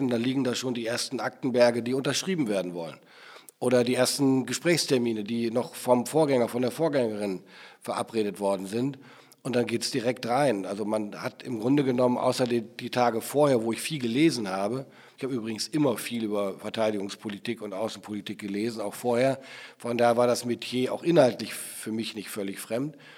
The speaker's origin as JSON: {"language": "German", "country": "Germany", "said": "wir als Bundesrepublik Deutschland"}